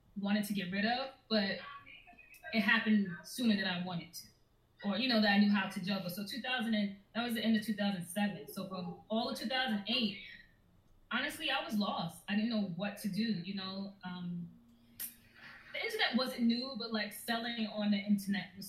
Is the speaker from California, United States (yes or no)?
no; New York City, New York, United States; I grew up in Brooklyn